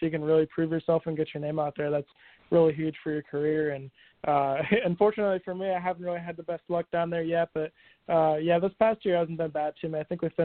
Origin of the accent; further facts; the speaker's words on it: Marietta, Georgia, United States; I grew up in Marietta, Georgia